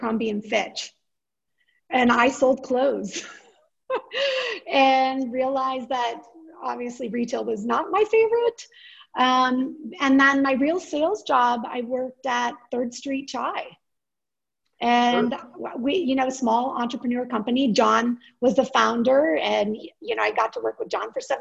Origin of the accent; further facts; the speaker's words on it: Boulder, Colorado, United States; I'm born and raised in Boulder, Colorado